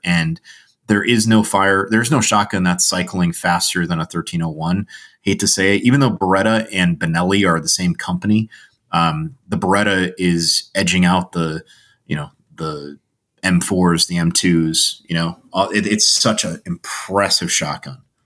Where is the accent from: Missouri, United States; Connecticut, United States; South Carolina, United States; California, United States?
Connecticut, United States; I grew up in Connecticut